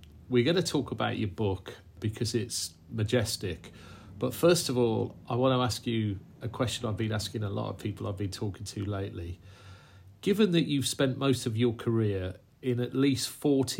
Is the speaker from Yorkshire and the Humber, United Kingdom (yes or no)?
yes; Yorkshire and the Humber, United Kingdom; as a Yorkshireman from South Yorkshire